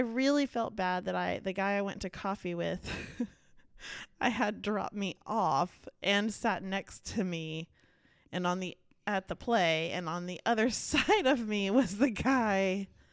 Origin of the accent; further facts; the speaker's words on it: Dallas, Texas, United States; I was born and raised in Dallas